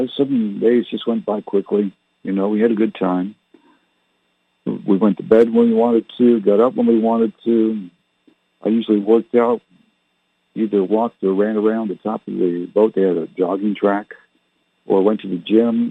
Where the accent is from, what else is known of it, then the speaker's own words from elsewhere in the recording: Canada; My parents were English, but I didn't learn to speak like they did because I was born in Canada